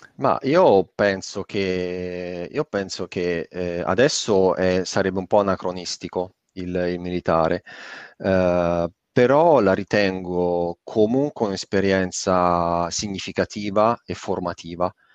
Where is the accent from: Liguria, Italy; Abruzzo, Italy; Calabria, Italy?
Abruzzo, Italy; Avezzano; moved away; una società informatica delle mie parti di, di, di Avezzano